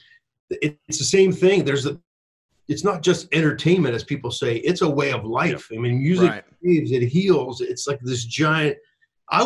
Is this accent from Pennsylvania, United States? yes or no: yes; Pittsburgh, Pennsylvania, United States; I'm from Pittsburgh